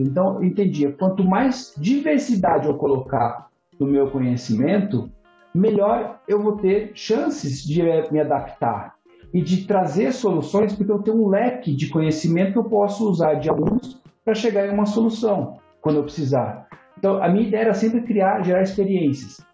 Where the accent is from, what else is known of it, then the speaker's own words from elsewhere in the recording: Ourinhos, São Paulo, Brazil; moved away as an adult; also born or lived in Ribeirão Preto, Brazil / Cologne, Germany / United States; eu saí de Ourinhos, fui para Ribeirão Preto fazer faculdade